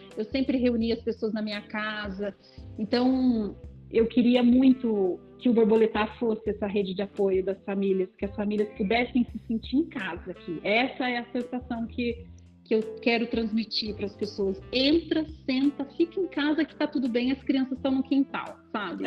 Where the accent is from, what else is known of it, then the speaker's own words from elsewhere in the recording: Londrina, Paraná, Brazil; moved away as an adult; now in Campinas, Brazil; Eu nasci em Londrina, sou paranaense e há 11 anos moro aqui em Campinas.